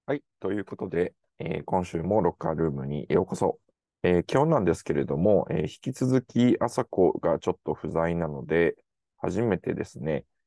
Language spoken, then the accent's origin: Japanese; Kyoto, Japan; moved away; also born or lived in Canada; 京都の実家の自分の部屋、まあ実家にまだ自分の部屋があるっていうすごいありがたい感じなんですけど、実家のこう生まれ育った部屋で